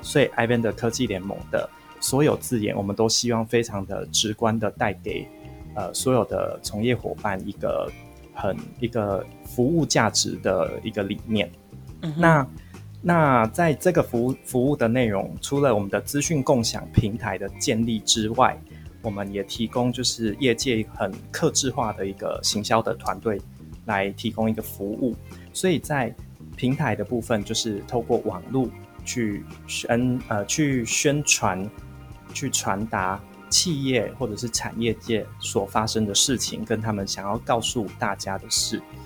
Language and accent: Chinese; central Taiwan, Taiwan; 我是来自中部地区的一个，一个小孩